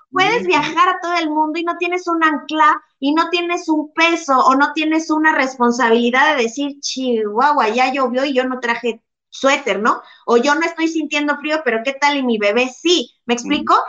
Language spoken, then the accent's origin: Spanish; Mexico; soy latina mexicana muy chingona